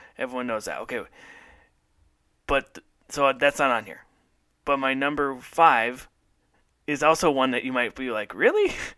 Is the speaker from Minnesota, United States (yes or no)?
yes; Minnesota, United States; moved away as an adult; also born or lived in Tulsa; when I moved to Tulsa and I say, "Well, I'm from Minnesota."